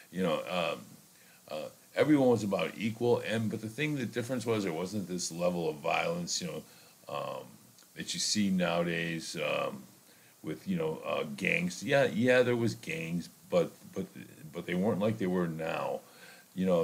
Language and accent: English; Chicago, Illinois, United States; I think growing up in Chicago, it was um, it was pretty simple and, it was pretty innocent.